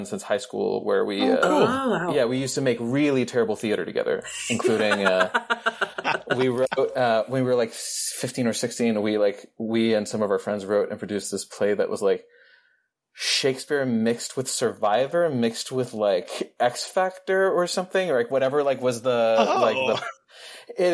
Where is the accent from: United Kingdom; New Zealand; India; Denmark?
Denmark; I grew up in the Danish film industry.